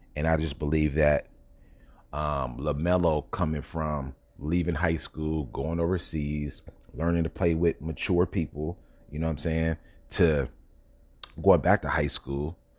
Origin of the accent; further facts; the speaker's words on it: Sacramento, California, United States; I'm from Sacramento